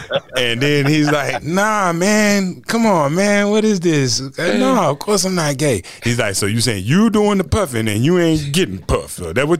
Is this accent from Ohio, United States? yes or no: no; Tarboro, North Carolina, United States; even the town that I'm from, like Tarboro.